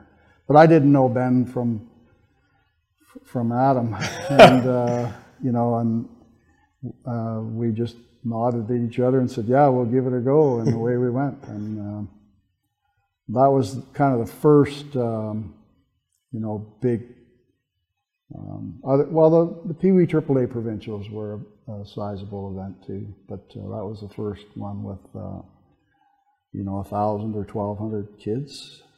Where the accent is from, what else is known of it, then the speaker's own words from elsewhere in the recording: Southern Ontario, Canada; moved away as an adult; now in Fort St. John, Canada; When I was raised in Southern Ontario